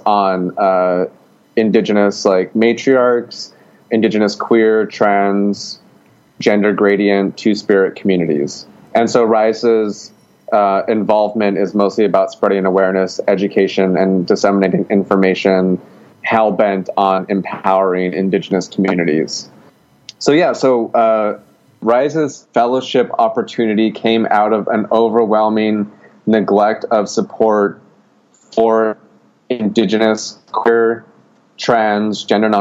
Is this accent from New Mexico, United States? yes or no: yes; Gallup, New Mexico, United States; now in Portland, United States; I'm originally from Gallup, New Mexico